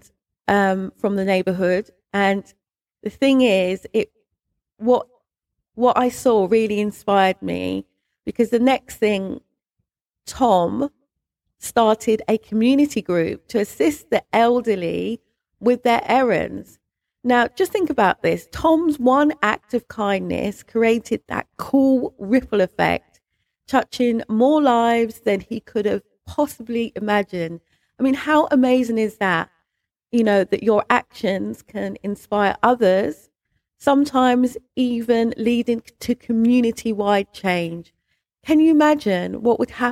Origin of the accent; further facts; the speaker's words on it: London, United Kingdom; moved away as an adult; now in Berkshire, United Kingdom; when I moved from London, because I'm a Londoner, when I moved from London to Berkshire